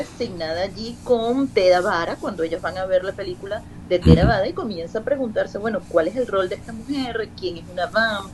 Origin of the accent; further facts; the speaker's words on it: Venezuela; now in Spain; yo soy una venezolana del siglo XXI, de una generación específica que habla de una manera y que viene a España donde hablan de otra